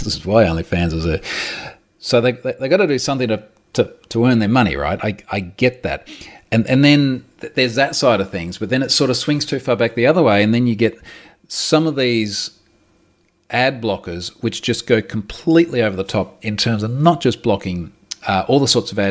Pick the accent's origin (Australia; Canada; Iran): Australia; I'm Australian